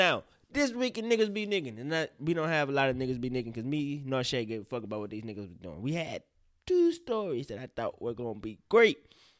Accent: the South, United States; See, I'm from the South, for real, for real.

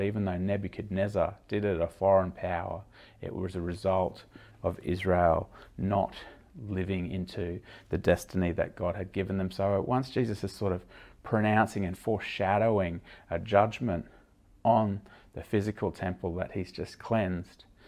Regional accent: Australia; as an Australian

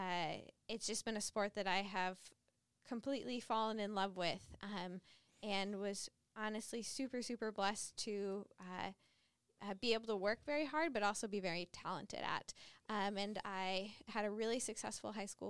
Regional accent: West Bloomfield, Michigan, United States; now in Ann Arbor, United States; I am from West Bloomfield, Michigan, but I've been in Ann Arbor since fall 2013 when I came here as an undergrad

